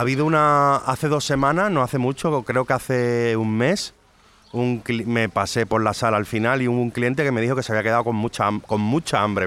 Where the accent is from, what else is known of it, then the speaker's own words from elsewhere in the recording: Cádiz, Andalusia, Spain; also born or lived in France; Soy gaditano de cojones